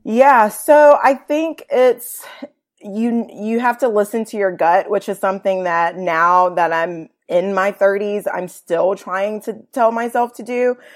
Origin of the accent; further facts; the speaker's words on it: Virginia, United States; moved away as an adult; also born or lived in Atlanta, Georgia; now in Chattanooga, United States; I grew up in Virginia, went to college in Northern Virginia, D C area, George Mason University